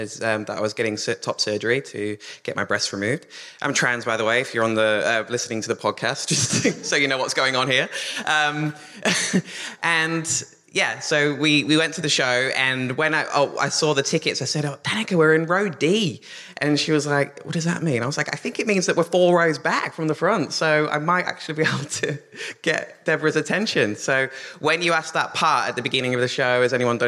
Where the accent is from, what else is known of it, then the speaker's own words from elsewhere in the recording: England, United Kingdom; now in Australia; I'm actually English, but I've lived there since 2007